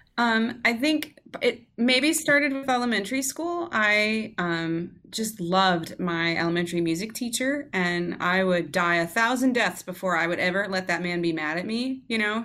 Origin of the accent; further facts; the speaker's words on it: Georgia, United States; moved away as an adult; I grew up in Georgia